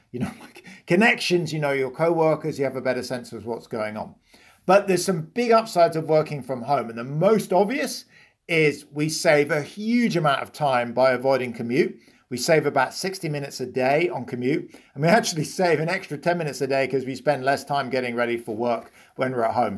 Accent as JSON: {"language": "English", "country": "United Kingdom", "accent": "British", "moved": "yes", "said": "you can hear I'm British"}